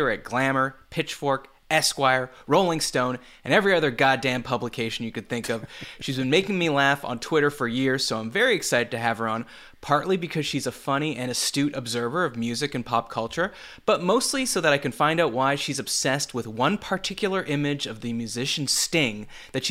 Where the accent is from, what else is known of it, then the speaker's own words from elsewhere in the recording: Montreal, Quebec, Canada; moved away as an adult; now in United States; We're both Canadian, and at least where I grew up in Montreal